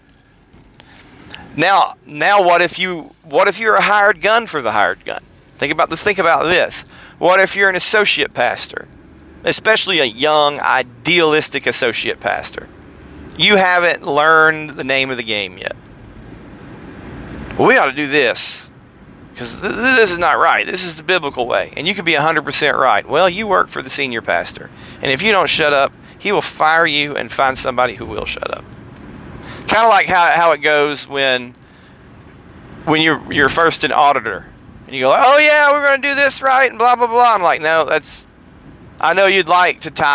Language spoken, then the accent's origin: English; Harrison, Tennessee, United States; moved away; I'm from Harrison, Tennessee